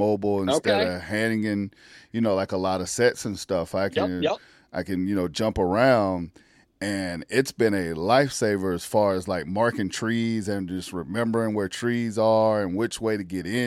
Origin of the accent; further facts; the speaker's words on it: South Carolina, United States; I grew up in South Carolina, grew up in the country